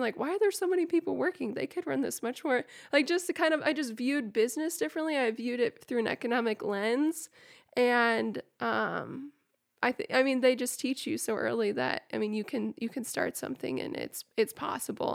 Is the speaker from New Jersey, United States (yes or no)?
no; Ainsworth, Nebraska, United States; also born or lived in Northwest Iowa; I call this my hometown, and I grew up on a diversified farm and ranch in this area.